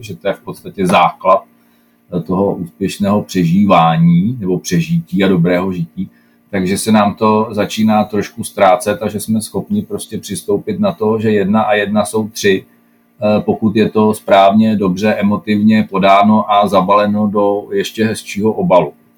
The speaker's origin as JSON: {"language": "Czech", "country": "Czechia"}